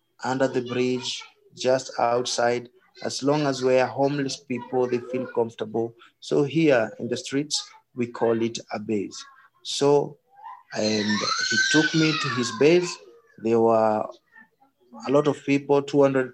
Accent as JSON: {"language": "English", "region": "Nairobi", "country": "Kenya", "tie": "born or raised there", "said": "So I was born here in Madare slums."}